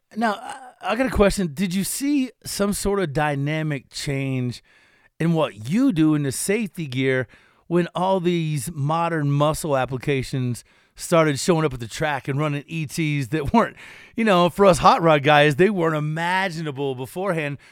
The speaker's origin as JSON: {"language": "English", "region": "Kentucky", "country": "United States", "said": "I'm from Kentucky"}